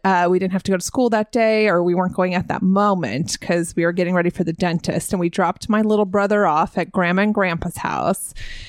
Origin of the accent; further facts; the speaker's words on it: Southern California, United States; now in Texas, United States; So I grew up in Southern California.